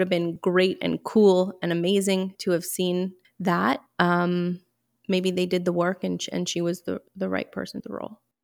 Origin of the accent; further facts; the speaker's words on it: Montreal, Quebec, Canada; I am from Montreal, born and raised